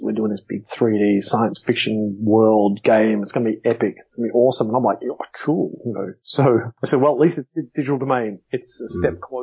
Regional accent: Australia; where are you from? I said, Australia

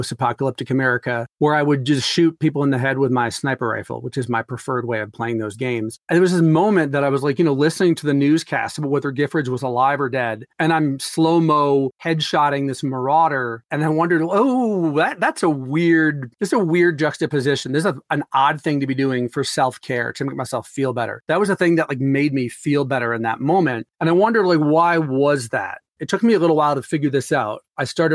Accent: Upper Peninsula, Michigan, United States; moved away as an adult; now in Arizona, United States; I'm from Upper Peninsula in Michigan

